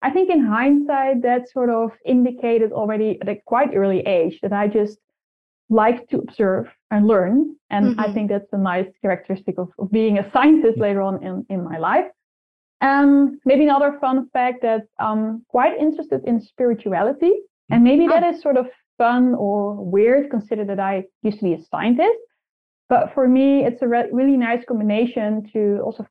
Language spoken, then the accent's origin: English; Netherlands; first language Dutch; English is a second language; I'm from the Netherlands